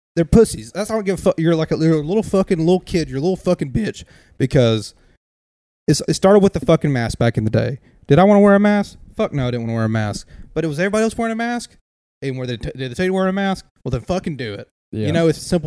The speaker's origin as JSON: {"language": "English", "region": "the South", "country": "United States", "said": "we're from the South"}